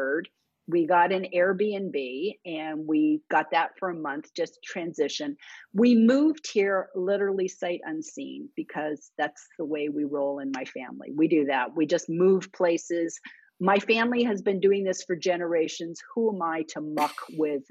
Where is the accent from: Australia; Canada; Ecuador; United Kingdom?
Canada; now in United States; I was Canadian and both my parents were born in London, England.